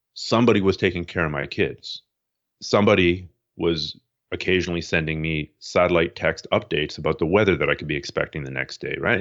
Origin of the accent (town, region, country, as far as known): Toronto, Ontario, Canada; born or raised there; moved away as an adult; also born or lived in Montreal; now in Vancouver, Canada